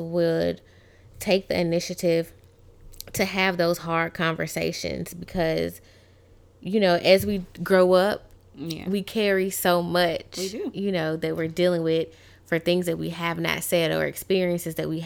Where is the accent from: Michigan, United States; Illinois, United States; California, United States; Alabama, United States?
Alabama, United States; Tuscaloosa; now in Louisiana, United States; I am from Tuscaloosa, Alabama